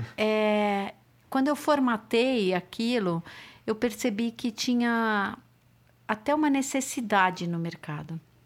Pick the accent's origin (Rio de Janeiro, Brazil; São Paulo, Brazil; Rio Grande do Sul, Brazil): São Paulo, Brazil; nasci em São Paulo